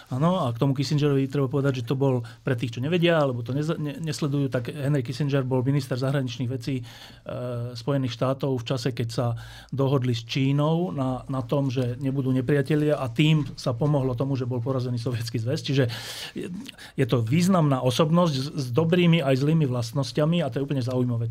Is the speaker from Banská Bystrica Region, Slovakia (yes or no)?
no; Bratislava, Bratislava Region, Slovakia; Ja som e, sa narodil a celé detstvo som prežil v Petržalke